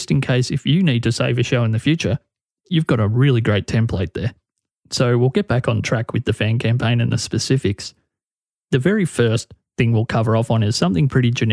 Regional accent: Australia; my home country, Australia

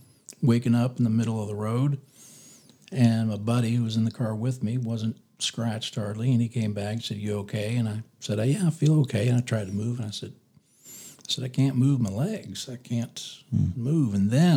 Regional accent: Florida, United States; also born or lived in California / Gainesville, Florida / Orlando, Florida; I was born in California, actually. Oh, really? I moved to Florida when I was very little.

